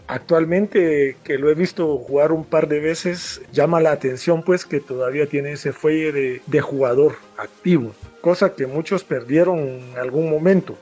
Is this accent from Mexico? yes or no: no; Guatemala; como guatemalteco